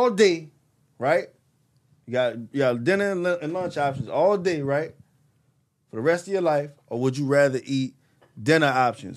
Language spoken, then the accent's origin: English; United States; I'm an American black.